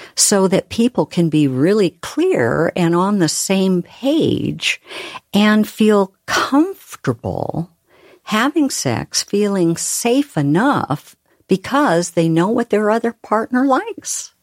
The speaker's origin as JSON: {"language": "English", "region": "Oregon", "country": "United States", "said": "I'm from Oregon, where we talk really slowly."}